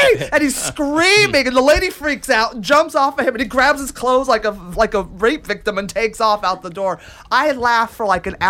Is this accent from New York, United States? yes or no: no; California, United States; Like growing up in California